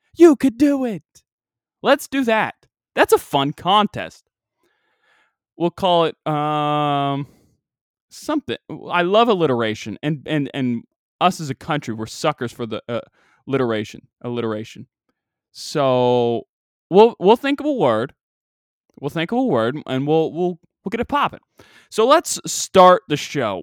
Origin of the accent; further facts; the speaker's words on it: United States; I'm from a southern-ish state. We're at the gate of the Bible Belt.